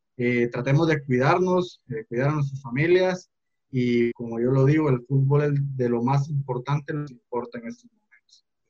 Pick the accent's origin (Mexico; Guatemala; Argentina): Guatemala; somos los guatemaltecos